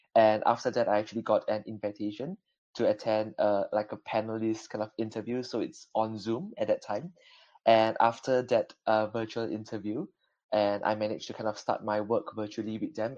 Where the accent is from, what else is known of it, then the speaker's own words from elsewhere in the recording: Malaysia; now in Belfast, United Kingdom; I'm originally from Malaysia